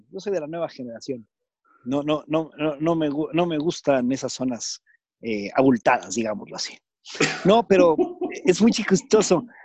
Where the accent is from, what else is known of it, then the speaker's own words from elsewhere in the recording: Japan; Es una gran ventaja, porque soy japonés, entonces eso es un punto interesante.